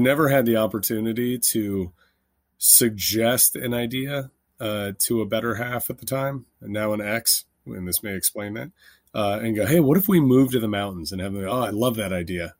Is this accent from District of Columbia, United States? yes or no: yes; Washington, District of Columbia, United States; moved away as an adult; also born or lived in Los Angeles / Philadelphia / Haiti / Kentucky; I grew up in Washington, D C, and then moved